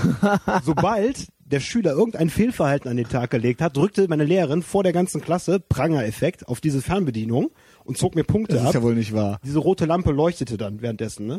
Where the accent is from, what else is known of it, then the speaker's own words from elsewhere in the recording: Wermelskirchen, North Rhine-Westphalia, Germany; ich komme aus Wermelskirchen